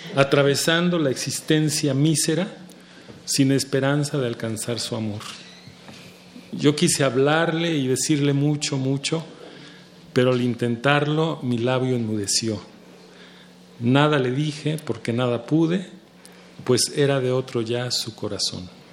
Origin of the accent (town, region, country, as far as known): Mexico